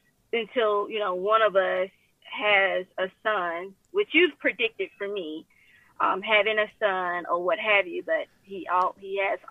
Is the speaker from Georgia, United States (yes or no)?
yes; Atlanta, Georgia, United States; But I'm also originally from Atlanta, Georgia. So I am a little transplant here.